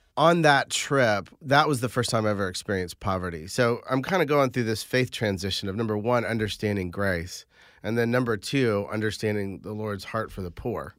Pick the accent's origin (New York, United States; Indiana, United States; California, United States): Indiana, United States; Carmel; I grew up in Indiana